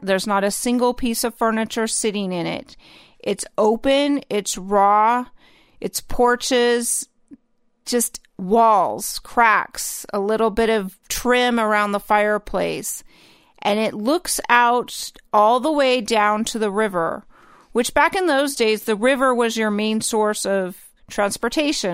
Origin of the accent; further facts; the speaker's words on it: the North, United States; growing up in the North